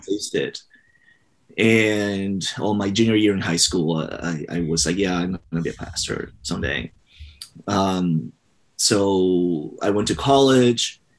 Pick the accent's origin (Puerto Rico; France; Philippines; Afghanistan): Puerto Rico; I was born and raised in Puerto Rico